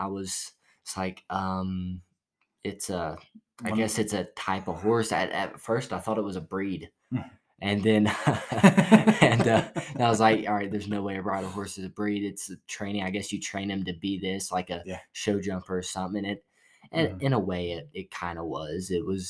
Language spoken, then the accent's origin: English; Silsbee, Texas, United States; Southeast Texas, about an hour from Louisiana, and in a town called Silsbee. Not real heard of, but about 30 minutes away from Beaumont.